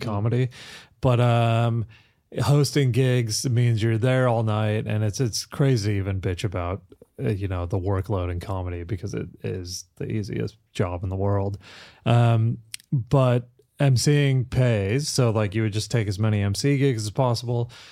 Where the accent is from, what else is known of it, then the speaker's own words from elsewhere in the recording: Kansas, United States; moved away as an adult; also born or lived in London; now in Australia; I grew up in Kansas